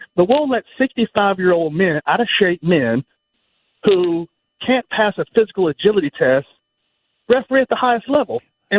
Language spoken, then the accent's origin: English; Alabama, United States; I'm from Alabama, brother.